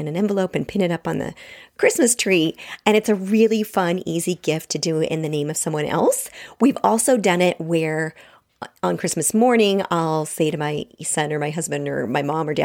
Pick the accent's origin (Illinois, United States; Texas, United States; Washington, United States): Washington, United States; I grew up with them. And I'm also from Washington State